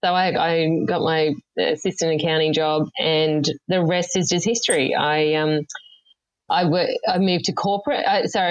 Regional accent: Yarra Valley, Victoria, Australia; I grew up in the Yarra Valley in Victoria

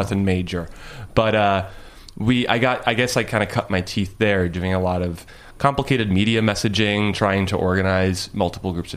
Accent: Lindenhurst, New York, United States; growing up in Long Island in a very white town

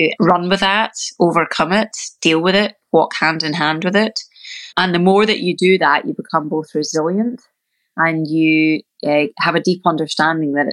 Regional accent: Scotland, United Kingdom; moved away as an adult; now in California, United States; when you grow up in Scotland

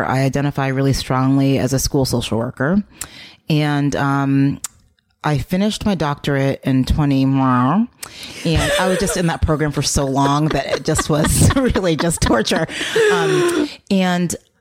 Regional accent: United States; now in New Hampshire, United States; I have a Jamaican mom, and but I was born in the States

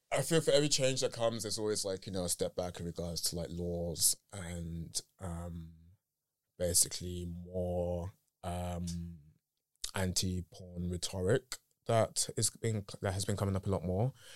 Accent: United Kingdom; accent: British; my English is very English in the British in the British sense. So a lot of times it comes out in a very I don't know, like my friends make fun of my accent

